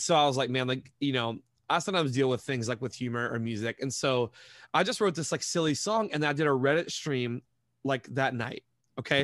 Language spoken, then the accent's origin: English; Montgomery, West Virginia, United States; moved away as an adult; also born or lived in Tampa Bay, Florida / Detroit area, Michigan; now in Detroit, United States; I grew up in Montgomery, which is, like, a small town, couple thousand people, like, right near Charleston